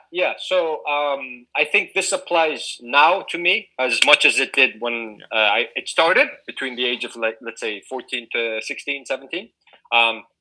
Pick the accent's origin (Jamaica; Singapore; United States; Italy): Singapore; I was growing up in Singapore, so I, I, I was not a Singaporean, so I wasn't allowed to work.